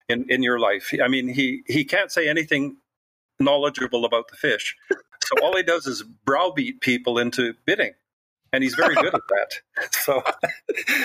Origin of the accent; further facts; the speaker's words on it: Canada; Well, I am. Can you tell my accent?